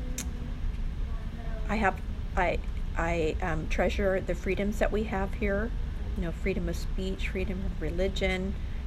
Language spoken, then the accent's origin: English; South Pasadena, California, United States; also born or lived in Hollywood, California / Glendora, California; I grew up in South Pasadena, California. I lived there from birth until 1977, so 12 years